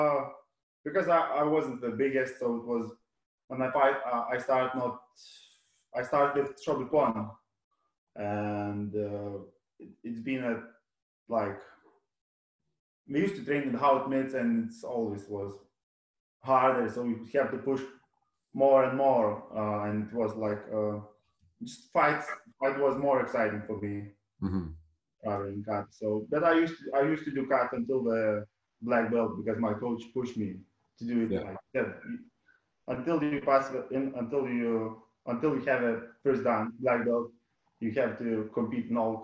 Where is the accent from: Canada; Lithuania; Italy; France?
Lithuania; Radviliškis, Šiauliai County; moved away as an adult; now in United Kingdom; my hometown, Radviliškis, which one is a small city in North Lithuania